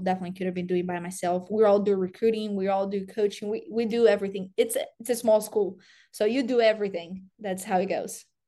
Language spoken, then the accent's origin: English; Brazil; English is a second language; moved away as an adult; also born or lived in Tennessee; now in Iowa, United States; grew up in Brazil